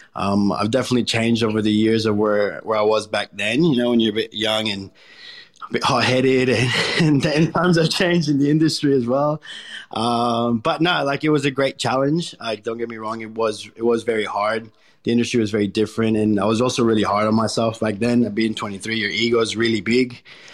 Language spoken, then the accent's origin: English; Colombia; also born or lived in United States / Caribbean; now in Australia; I was born in Colombia, and then when I was about 3 years old, I moved to the United States. There I lived for multiple years. And then from there, we moved back to Colombia when I was about 11.